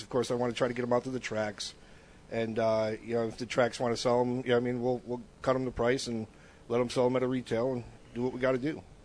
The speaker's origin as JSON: {"language": "English", "town": "Bristol", "region": "Connecticut", "country": "United States", "tie": "born or raised there", "moved": "as an adult", "lives_now": "Florida, United States", "said": "coming from Connecticut, uh, actually from my hometown"}